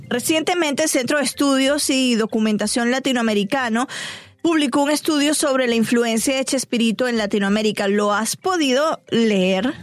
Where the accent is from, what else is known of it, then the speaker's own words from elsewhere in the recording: Venezuela; nosotros los venezolanos